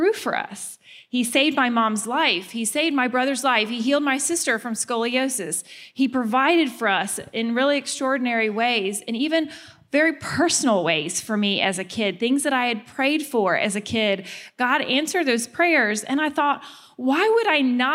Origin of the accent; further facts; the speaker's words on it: the South, United States; moved away; I'm from the South